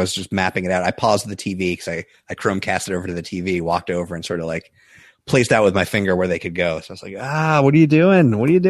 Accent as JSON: {"language": "English", "region": "New York", "country": "United States", "tie": "born or raised there", "said": "growing up in New York, you don't learn anything about college sports at all."}